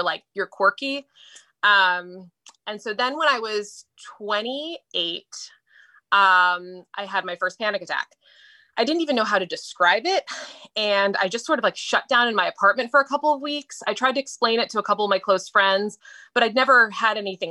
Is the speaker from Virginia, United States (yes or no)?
yes; Falls Church, Virginia, United States; now in Media, United States; I grew up in Falls Church, Virginia, but I have lived kind of all over